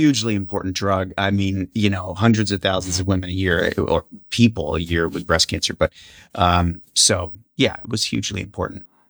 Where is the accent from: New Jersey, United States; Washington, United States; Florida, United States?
New Jersey, United States; Vineland; moved away; also born or lived in Madison; I grew up in that rural town called Vineland, went to high school there